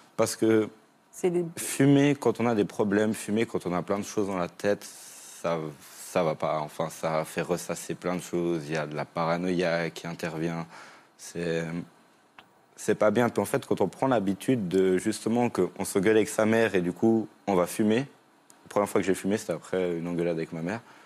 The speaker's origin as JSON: {"language": "French", "country": "Switzerland", "said": "moi je viens de Suisse"}